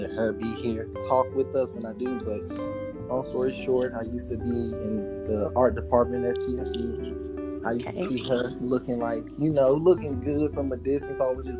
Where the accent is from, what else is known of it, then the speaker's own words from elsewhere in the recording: San Antonio, Texas, United States; I'm from San Antonio